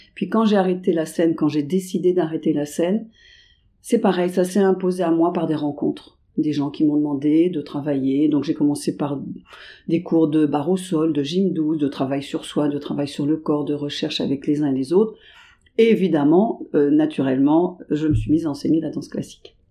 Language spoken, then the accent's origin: French; Paris suburbs, Île-de-France, France; je viens de la banlieue parisienne